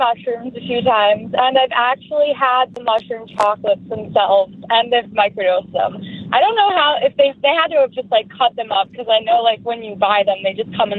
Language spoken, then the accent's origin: English; New York, United States; Well, I'm from Westchester, but I'm currently on the way to work.